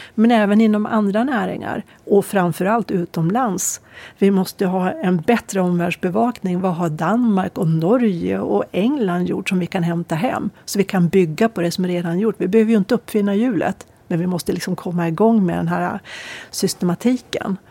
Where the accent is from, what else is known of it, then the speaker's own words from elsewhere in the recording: Örnsköldsvik, Västernorrland County, Sweden; Åstadkommation som vi säger hemma i Övik